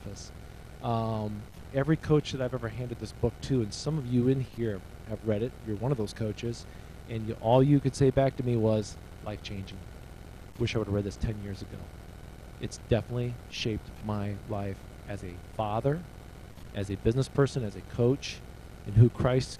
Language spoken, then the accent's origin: English; Wakarusa, Indiana, United States; moved away; growing up in this church in Wakarusa, Indiana.